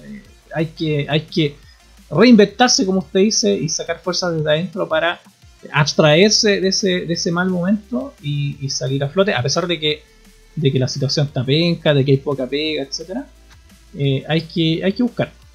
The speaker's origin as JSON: {"language": "Spanish", "town": "Puerto Montt", "region": "Los Lagos", "country": "Chile", "tie": "born or raised there", "moved": "yes", "said": "Yo nací en Puerto Montt"}